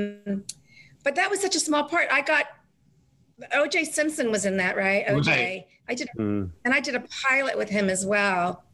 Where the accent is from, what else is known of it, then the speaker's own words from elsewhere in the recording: New Zealand; moved away; I was from New Zealand